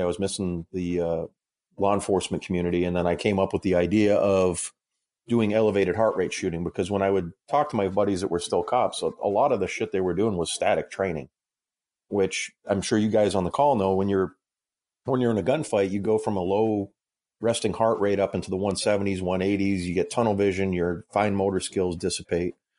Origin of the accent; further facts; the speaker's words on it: Massachusetts, United States; moved away as an adult; now in Illinois, United States; I grew up in Massachusetts, actually, so I'm, I'm a masshole. I live in Illinois now